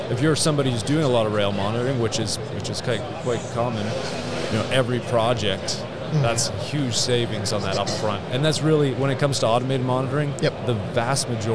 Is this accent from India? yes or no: no; Canada; moved away as an adult; now in Westminster, Colorado, United States; I'm originally from Canada, so my career in surveying is in Western Canada